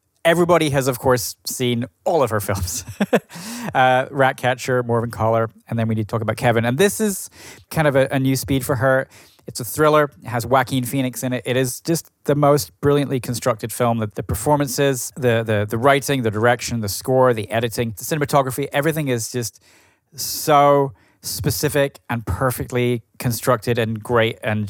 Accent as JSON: {"language": "English", "town": "Edinburgh", "region": "Scotland", "country": "United Kingdom", "tie": "born or raised there", "also_born_or_lived": "Brooklyn", "moved": "yes", "said": "my hometown of Edinburgh in Scotland."}